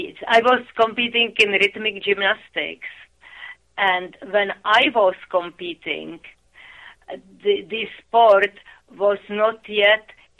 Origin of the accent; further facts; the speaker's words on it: Prague, Czechia; moved away; it used to be Czechoslovakia when I was born there. Now it is Czech Republic, and I was born in Prague, the capital of Czechoslovakia or Czech Republic.